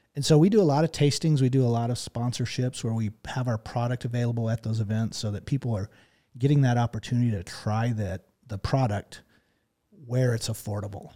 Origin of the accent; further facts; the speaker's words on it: Texas, United States; moved away; growing up in Texas